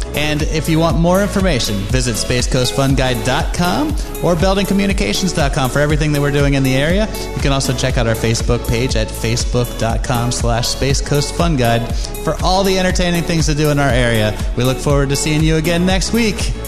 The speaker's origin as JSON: {"language": "English", "region": "Maryland", "country": "United States", "tie": "born or raised there", "moved": "yes", "lives_now": "Florida, United States", "said": "I moved to Florida from Maryland, so I, I, I lived on the, on the water. I was a crabber as a young kid"}